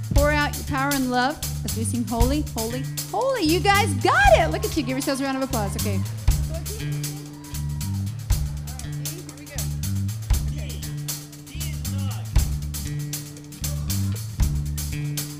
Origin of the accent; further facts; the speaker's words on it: Nashville, Tennessee, United States; I'm from Nashville